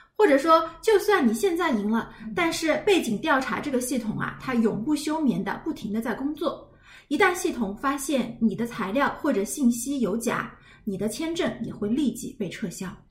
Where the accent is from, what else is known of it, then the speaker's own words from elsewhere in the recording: China; 我们中国人